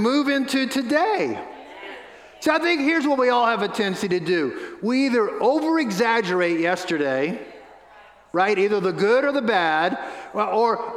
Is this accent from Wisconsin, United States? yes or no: no; New Orleans, Louisiana, United States; moved away; We have family members that pastor a church in New Orleans, the little church I got saved